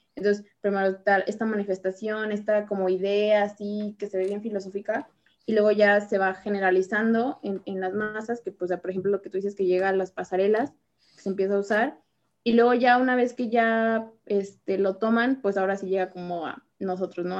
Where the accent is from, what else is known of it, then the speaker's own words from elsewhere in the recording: Mexico; aquí en, México